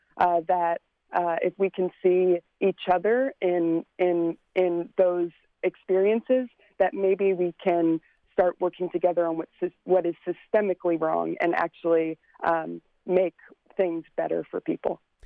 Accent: Glen Burnie, Maryland, United States; now in California, United States; I uh, grew up in Glen Burnie, Maryland, so just outside the city line.

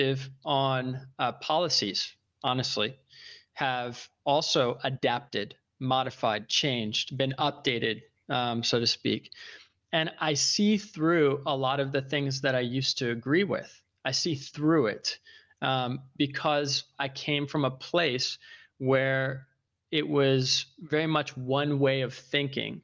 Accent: Northern Virginia, United States; moved away as an adult; also born or lived in New York; I was raised in Northern Virginia, outside of Washington, D.C.

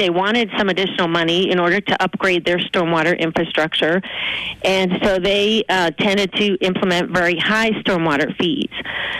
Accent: Bloomsburg, Pennsylvania, United States; now in Baltimore, United States; I grew up in Bloomsburg, Pennsylvania. My parents are still there.

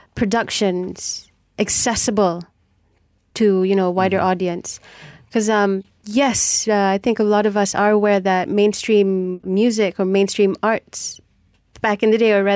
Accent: Penang, Malaysia; I'm from Penang

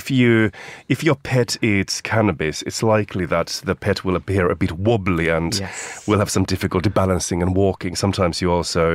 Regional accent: Finland; moved away; my home country of Finland

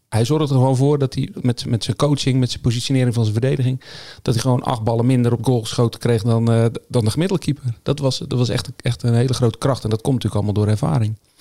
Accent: Zeeland, Netherlands; Ik was niet de enige uit Zeeland

